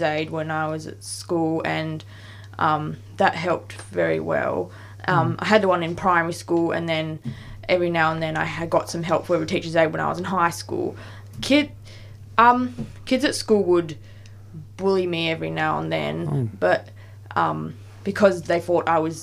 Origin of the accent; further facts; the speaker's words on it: Perth, Western Australia, Australia; now in Melbourne, Australia; in Perth because that's where I was from and I grew up.